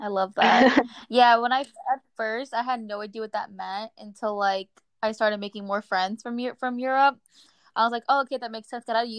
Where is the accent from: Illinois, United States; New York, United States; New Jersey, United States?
New Jersey, United States; now in Florida, United States; I also feel like when I moved from Jersey to Florida, even though it's still the US, I feel like I got a culture shock